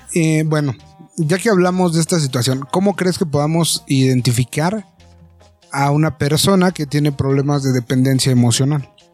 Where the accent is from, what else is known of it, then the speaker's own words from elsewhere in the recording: Mexico; como mexicanos